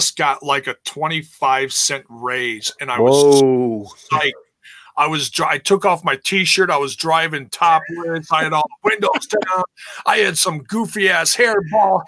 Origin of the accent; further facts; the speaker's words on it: Milwaukee, Wisconsin, United States; I grew up in Milwaukee